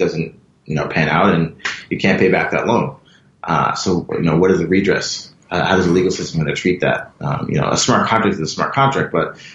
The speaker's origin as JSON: {"language": "English", "town": "Buffalo", "region": "New York", "country": "United States", "tie": "born or raised there", "also_born_or_lived": "Philadelphia", "moved": "as an adult", "lives_now": "Hong Kong", "said": "I'm from Buffalo, New York, which is a small town near Toronto, across the border"}